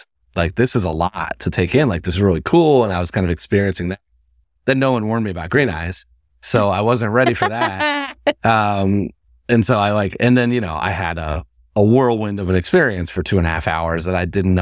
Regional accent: Indiana, United States; Like I moved from Indiana. So it's like, it's a culture shock in itself.

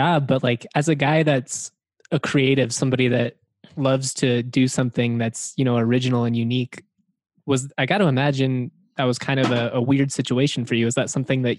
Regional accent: Lakewood, Colorado, United States; that was the same deal for me just in Lakewood. Like my elementary school was a mile from my house. My middle school was 2 miles from my house and my high school was 3/4 of a mile from my house.

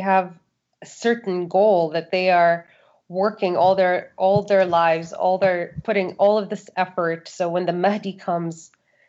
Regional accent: Saudi Arabia; Growing up in Saudi Arabia really depends on who your family is. My family was not considered to be liberal, but they were not conservative either.

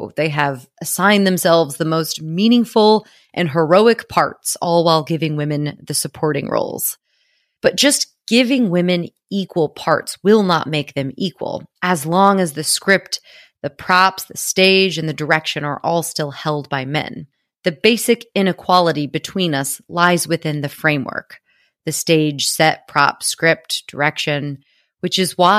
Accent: United States; now in London, United Kingdom; I am an American living in London, so you may notice a combination of British and American English because I can no longer control it.

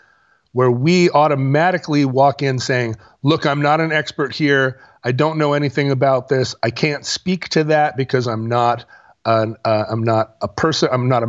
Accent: Oakland, California, United States; No, I grew up in East Oakland. Like I can talk about hip hop.

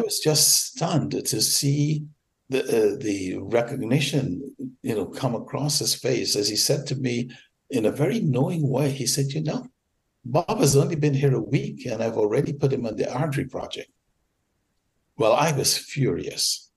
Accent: Georgetown, Demerara-Mahaica, Guyana; moved away as an adult; now in United States; I was born in Georgetown, British Guiana, now Guyana, of course. Came to America at age 20

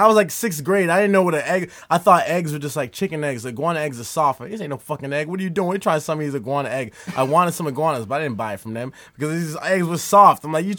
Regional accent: Miami, Florida, United States; I grew up in Miami, but Miami Lakes, which is a soft-ass part of Miami.

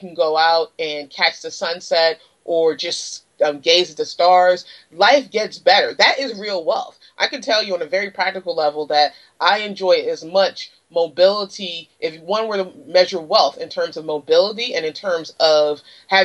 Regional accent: Washington, District of Columbia, United States; moved away; I'm originally from Washington, D.C.

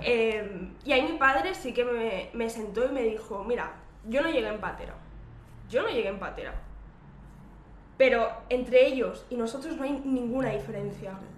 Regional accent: Terrassa, Catalonia, Spain; yo, soy, de Tarraso, que es eh, un municipio de la provincia de Barcelona

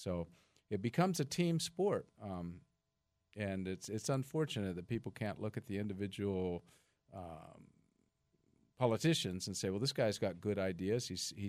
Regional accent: Seattle, Washington, United States; Well, I'm from Seattle, so I'm for the Seattle Seahawks

